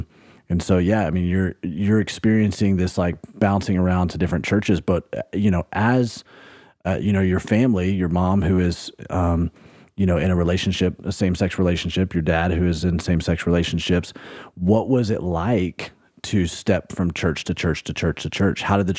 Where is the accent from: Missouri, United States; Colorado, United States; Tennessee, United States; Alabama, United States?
Alabama, United States; I grew up in Alabama